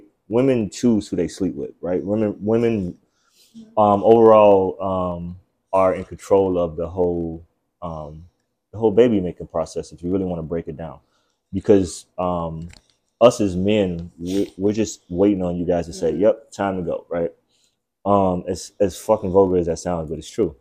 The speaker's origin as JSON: {"language": "English", "town": "Chicago", "region": "Illinois", "country": "United States", "said": "I'm from Chicago, right? And it's like the fatherless city"}